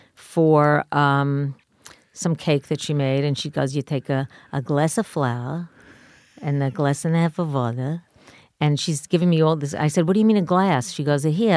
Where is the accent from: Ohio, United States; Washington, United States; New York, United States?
New York, United States; New York City; moved away as an adult; now in Los Angeles, United States; I grew up in Queens